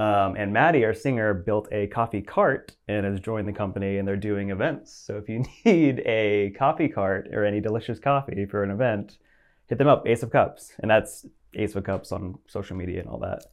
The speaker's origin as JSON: {"language": "English", "town": "Atlanta", "region": "Georgia", "country": "United States", "tie": "born or raised there", "said": "I grew up in the suburbs of Atlanta, uh, like Roswell, Alpharetta area, Crab Apple."}